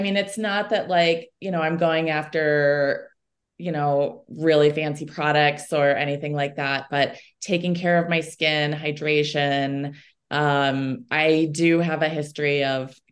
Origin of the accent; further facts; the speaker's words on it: Chicago, Illinois, United States; moved away as an adult; also born or lived in Wisconsin / Boulder, Colorado; now in Golden, United States; I'm actually originally from Chicago and spent some time in Wisconsin before I came out here